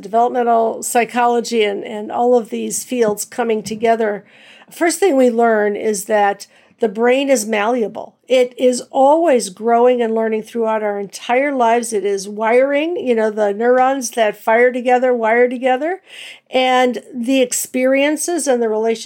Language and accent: English; Cleveland, Ohio, United States; moved away as an adult; also born or lived in New Jersey / Philadelphia; Grew up in Cleveland and taught in New Jersey and Philadelphia